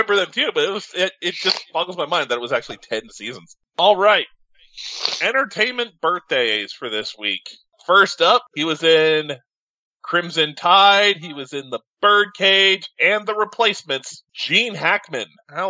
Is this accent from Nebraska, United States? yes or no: no; Arizona, United States; also from my home state here in Arizona.